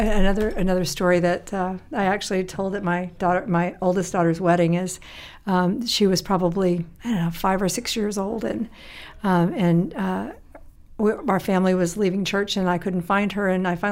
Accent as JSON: {"language": "English", "region": "Tennessee", "country": "United States", "tie": "born or raised there", "said": "I have country music post-traumatic stress syndrome. I told you, growing up in Tennessee, that's right."}